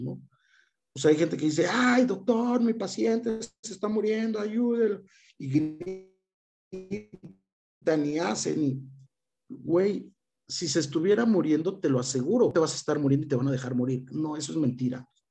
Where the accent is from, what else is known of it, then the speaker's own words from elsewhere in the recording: Mexico; nosotros como mexicanos